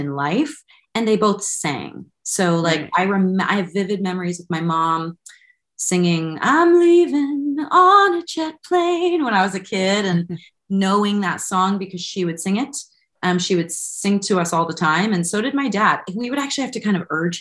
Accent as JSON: {"language": "English", "area": "San Francisco Bay Area", "region": "California", "country": "United States", "tie": "born or raised there", "moved": "as an adult", "lives_now": "Los Angeles, United States", "said": "I'm from San Francisco Bay Area, so I grew up north"}